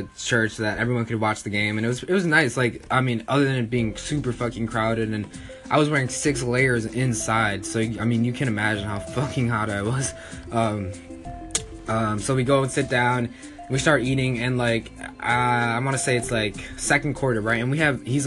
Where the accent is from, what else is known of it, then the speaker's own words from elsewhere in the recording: Minneapolis, Minnesota, United States; we're from Minneapolis